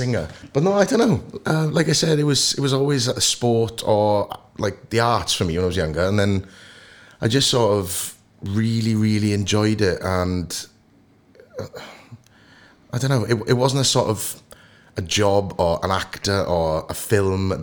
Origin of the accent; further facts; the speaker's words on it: Port Talbot, Wales, United Kingdom; I'm from Sam Fields, born and bred. Went to Sam Fields Comp.